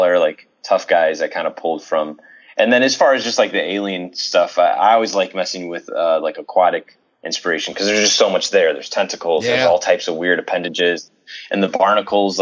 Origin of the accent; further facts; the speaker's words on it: Chicago, Illinois, United States; I grew up in Chicago